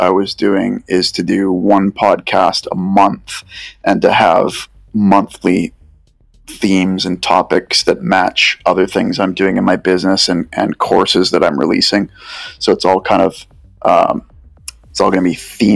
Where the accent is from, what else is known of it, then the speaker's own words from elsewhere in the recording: Vancouver, British Columbia, Canada; I'm from Vancouver